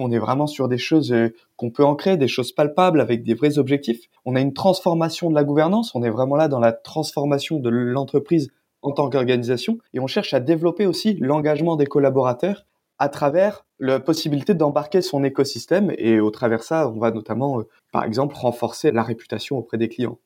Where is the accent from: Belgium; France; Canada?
France; south of France; moved away; je suis originaire du sud de la France